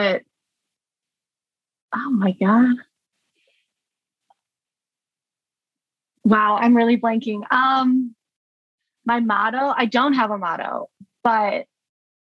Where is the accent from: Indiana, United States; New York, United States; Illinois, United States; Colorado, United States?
Illinois, United States; Orland Park; I grew up in Orland Park. In the southwest suburbs, so not technically Chicago